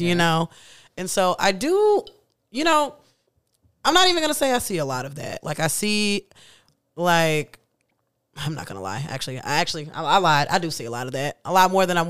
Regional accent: Kansas City, United States; I'm from Kansas City

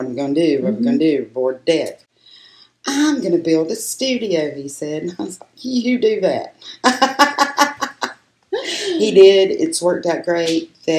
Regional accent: McDowell County, North Carolina, United States; moved away as an adult; now in Shelby, United States; I lived in McDowell County. I'm from McDowell County.

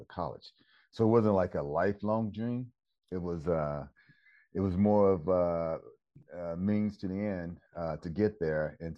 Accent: Austin, Texas, United States; moved away; I grew up in Texas, Austin

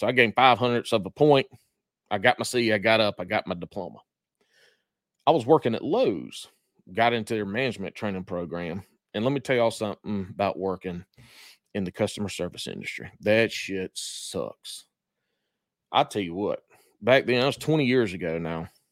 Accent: McBee, South Carolina, United States; accent: country; moved away; my hometown, Macbee, South Carolina

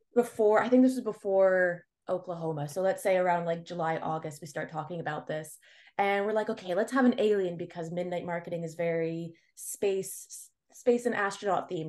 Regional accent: Montreal, Quebec, Canada; I was born and raised in Montreal

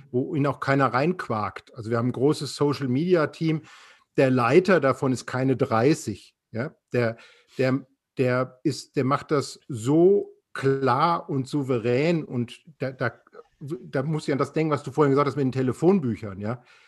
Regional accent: Frankfurt, Hesse, Germany; now in Offenburg, Germany; als Frankfurter

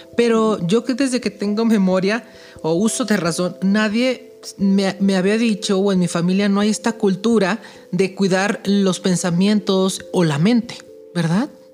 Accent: Mexico

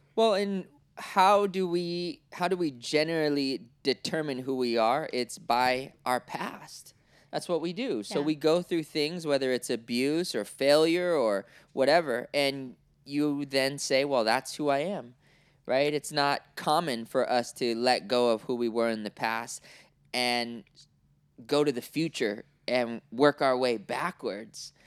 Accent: Oakland, California, United States; also born or lived in Cincinnati, Ohio / Orange County, California; I was born in Oakland, right? 1982

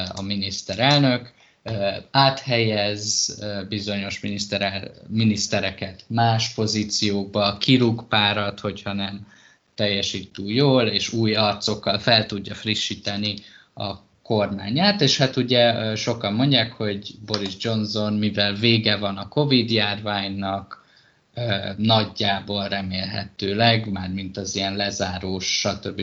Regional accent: Hungary; moved away as an adult; also born or lived in England; honnan jövök, és akkor mondtam, hogy Magyarországról

